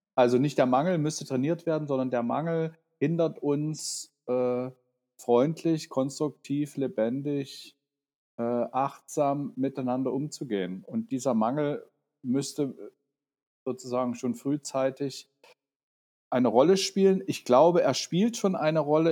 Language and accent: German; Dresden, Saxony, Germany; moved away as an adult; now in Berlin, Germany; Ich bin in Dresden aufgewachsen und 89 eben hierher, wie man damals sagte, ausgereist